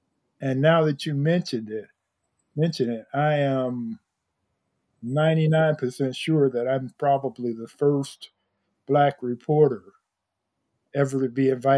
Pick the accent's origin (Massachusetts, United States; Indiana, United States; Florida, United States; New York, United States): Indiana, United States; Gary; I grew up in Gary.